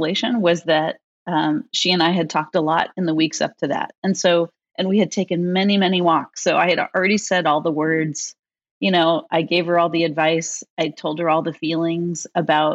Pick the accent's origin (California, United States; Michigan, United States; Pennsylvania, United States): California, United States; San Francisco Bay Area; I grew up in the San Francisco Bay Area